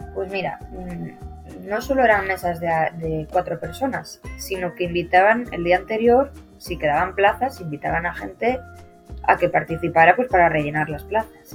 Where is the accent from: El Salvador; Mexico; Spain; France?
Spain; Cantabria; somos los dos de Cantabria